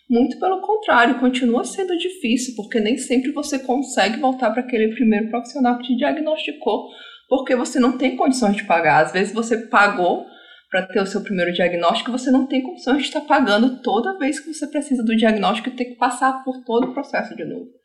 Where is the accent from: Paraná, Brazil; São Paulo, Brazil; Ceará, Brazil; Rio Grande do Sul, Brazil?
Ceará, Brazil; born there; also born or lived in Rio de Janeiro / Santa Catarina; Eu sou uma autista nômade, vou começar dizendo isso. Eu nasci no Ceará, morei no Rio e em Santa Catarina.